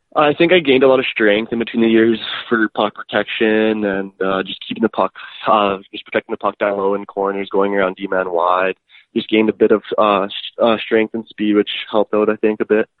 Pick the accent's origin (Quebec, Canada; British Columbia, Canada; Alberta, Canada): Alberta, Canada; Edmonton; born and raised in Edmonton, Alberta